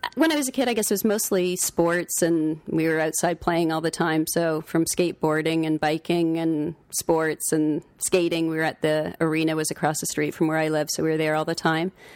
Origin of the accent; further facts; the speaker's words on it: Toronto, Ontario, Canada; also born or lived in Collingwood, Ontario; most of my, uh, youth was in Don Mill, so, which was a fun place to grow up